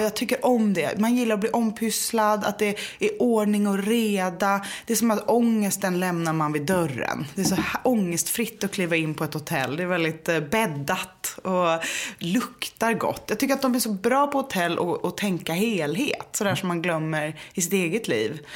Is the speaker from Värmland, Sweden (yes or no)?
no; Gothenburg, Västra Götaland, Sweden; now in Stockholm, Sweden; jag är uppvuxen i Göteborg med konstnärsföräldrar